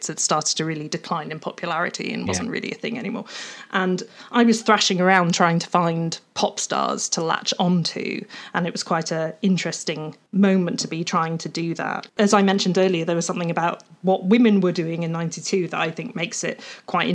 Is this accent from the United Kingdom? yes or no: yes; Welsh countryside, Wales, United Kingdom; I was growing up in the Welsh countryside